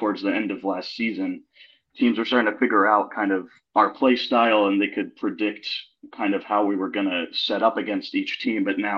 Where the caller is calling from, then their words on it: Atlanta, Georgia, United States; I'm joining you from Atlanta, Georgia.